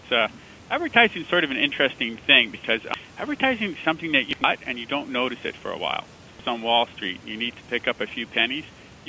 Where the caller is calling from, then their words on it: San Francisco, California, United States; San Francisco.